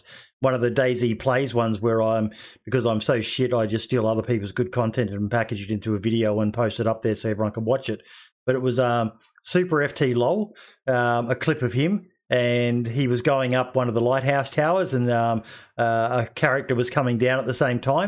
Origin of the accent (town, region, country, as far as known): Australia